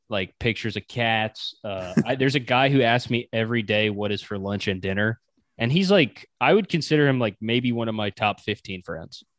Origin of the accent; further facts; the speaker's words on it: Wilmington, North Carolina, United States; I grew up in Wilmington, North Carolina